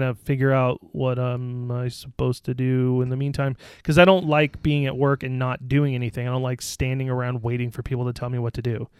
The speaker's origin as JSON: {"language": "English", "region": "Scotland", "country": "United Kingdom", "said": "I'm Scottish."}